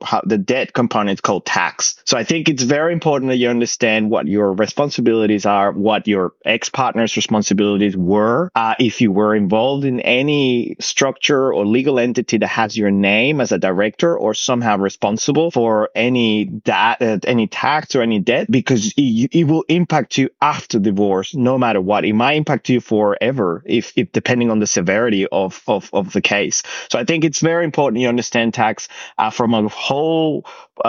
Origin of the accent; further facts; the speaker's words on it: Venezuela; now in Australia; I come from Venezuela, but I came to Australia 16 years ago